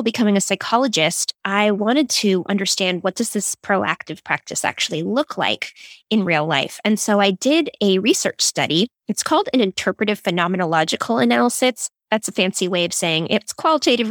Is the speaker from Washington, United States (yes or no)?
no; Silicon Valley, California, United States; I grew up in Silicon Valley